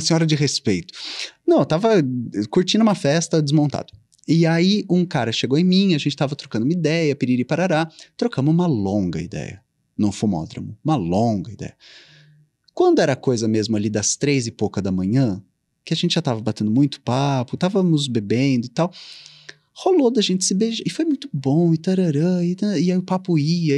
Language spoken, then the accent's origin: Portuguese; Ribeirão Preto, São Paulo, Brazil; moved away; Eu nasci e cresci em Ribeirão Preto, hum. interior de São Paulo